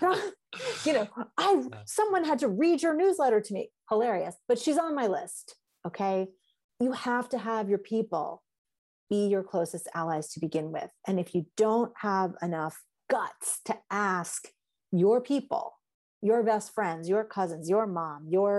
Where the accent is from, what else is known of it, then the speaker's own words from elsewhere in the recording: New York City, New York, United States; moved away as an adult; now in Western Massachusetts, United States; I come from New York City.